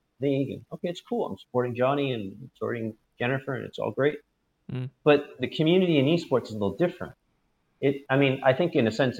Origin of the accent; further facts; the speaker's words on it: United States; when we were growing up in the States